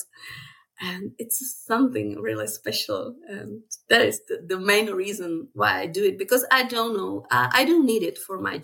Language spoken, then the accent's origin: English; Czechia; first language Czech; English is a second language; I born and raised in Czechoslovakia, but now it's a Czech Republic